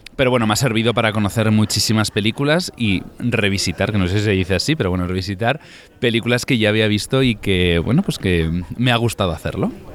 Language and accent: Spanish; Tafalla, Navarre, Spain; yo soy de Tafalla, de Navarra